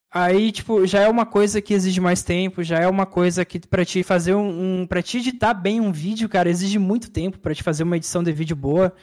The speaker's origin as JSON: {"language": "Portuguese", "country": "Brazil", "said": "como brasileiro"}